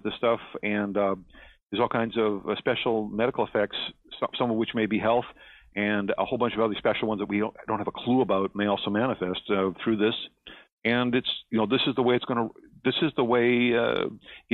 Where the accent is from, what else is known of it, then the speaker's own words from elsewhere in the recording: Canada; I'm here in Canada. I'm a Canadian.